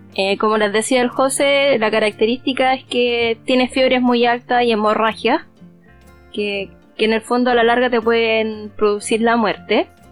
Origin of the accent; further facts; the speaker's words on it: Chile; acá en Chile, obviamente, como somos una colonia española